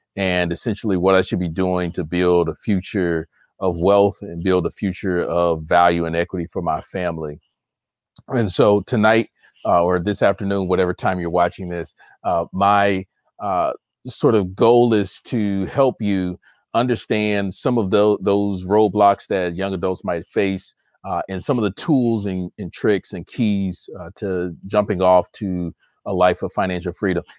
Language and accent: English; Chicago, Illinois, United States; moved away as an adult; now in Michigan, United States; I'm a Chicago native, even though I currently live in the state of Michigan. I'm originally from Chicago